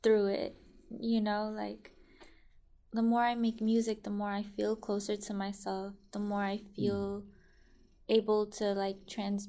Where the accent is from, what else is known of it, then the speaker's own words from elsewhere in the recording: Richmond, California, United States; also born or lived in Fiji; growing up in Richmond, I think that's a big reason why I did like rap as much as I did, because I grew up in a place that, you know, really honored it.